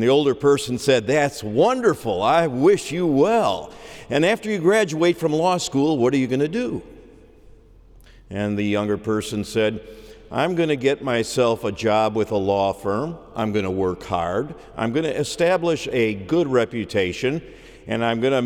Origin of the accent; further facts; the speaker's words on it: just outside of Chicago, Illinois, United States; I grew up just outside of Chicago, 211th Street to be exact